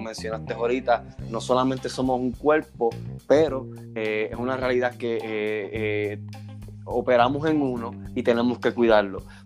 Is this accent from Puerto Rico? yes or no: yes; Puerto Rico; now in Houston, United States; soy de Houston, pero hecho en Puerto Rico